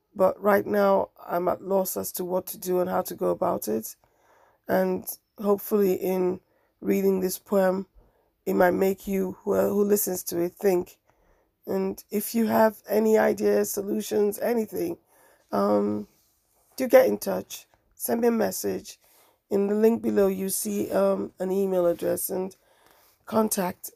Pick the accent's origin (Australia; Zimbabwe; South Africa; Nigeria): Nigeria; I am Nigerian